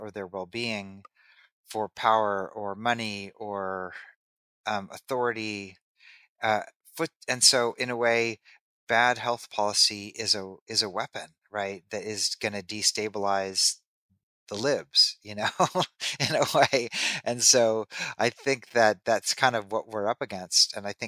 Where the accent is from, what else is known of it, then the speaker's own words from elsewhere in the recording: Kansas City, Missouri, United States; Kansas City, Missouri, my hometown